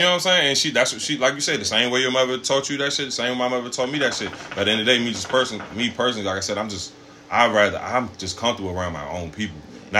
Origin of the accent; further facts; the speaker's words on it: Prince George's County, Maryland, United States; I do live near where I grew up at, you know what I'm saying? But eventually, I'm going to get away, but I ain't going too far. You know what I'm saying? I'm going to still keep myself in a black. Because, number one, we are all from a black community. We are from Prince George's